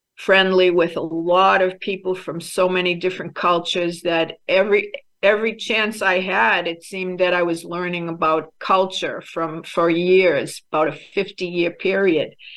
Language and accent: English; Boston, Massachusetts, United States; moved away; also born or lived in Ghana / Albania; I was raised in American, Irish American Catholic family in Boston